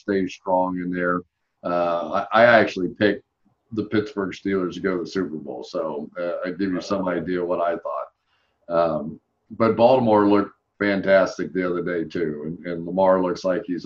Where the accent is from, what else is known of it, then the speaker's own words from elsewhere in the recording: United Kingdom; I'm just a British fan kind of guy.